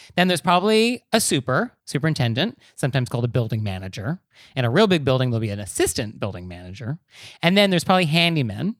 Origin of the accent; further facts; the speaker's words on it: Marin County, California, United States; growing up in Marin County, like I did